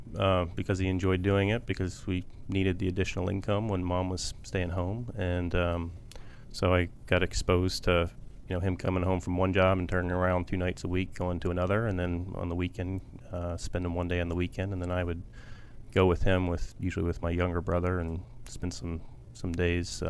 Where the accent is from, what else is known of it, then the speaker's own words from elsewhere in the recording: Columbus, Ohio, United States; I grew up in Columbus, Ohio.